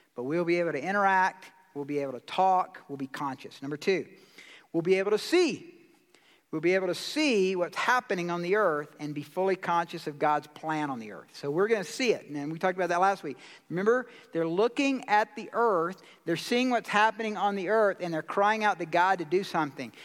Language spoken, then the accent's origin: English; Georgia, United States; now in Colorado Springs, United States; I'm from Georgia.